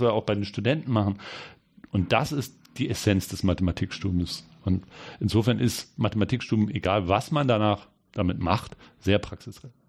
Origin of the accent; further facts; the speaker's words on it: Hanover, Lower Saxony, Germany; moved away as an adult; also born or lived in Ulm / Great Britain; Ich komme eigentlich aus Hannover